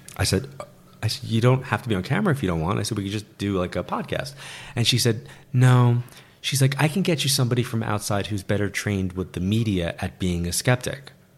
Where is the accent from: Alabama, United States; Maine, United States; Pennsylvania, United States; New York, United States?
New York, United States; Being a New Yorker and being in L